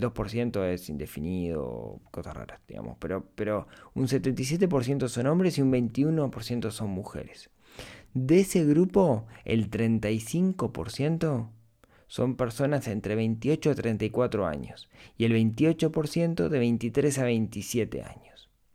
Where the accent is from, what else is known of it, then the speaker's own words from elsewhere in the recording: Uruguay; La mayoría del público es de Uruguay, mi país natal